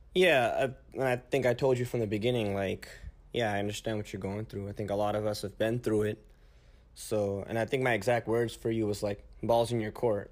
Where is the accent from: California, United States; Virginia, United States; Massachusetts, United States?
California, United States; San Jose; moved away as an adult; now in Tucson, United States; I was born and raised in the Bay Area, California.